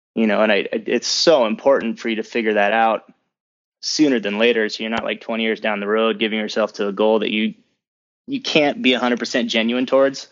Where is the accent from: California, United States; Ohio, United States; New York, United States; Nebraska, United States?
California, United States; San Diego; moved away; also born or lived in Los Angeles; I grew up in San Diego, I was there for thirteen years